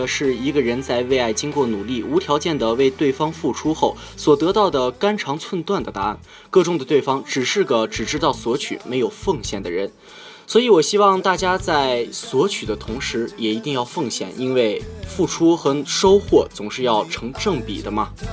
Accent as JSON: {"language": "Chinese", "region": "Inner Mongolia", "country": "China", "tie": "born or raised there", "also_born_or_lived": "Beijing", "moved": "yes", "said": "这两天回到了我的家乡内蒙古"}